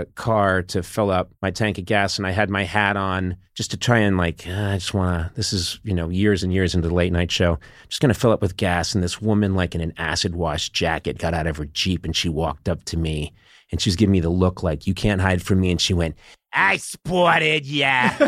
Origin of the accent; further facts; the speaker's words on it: Brookline, Massachusetts, United States; Yeah, I'm from Massachusetts, from Brookline, right outside Boston.